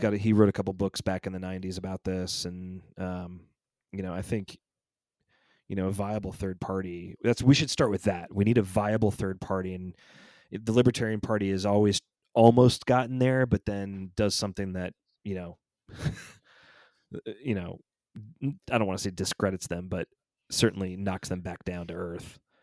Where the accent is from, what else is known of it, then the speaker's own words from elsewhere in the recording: Georgia, United States; my home state of Georgia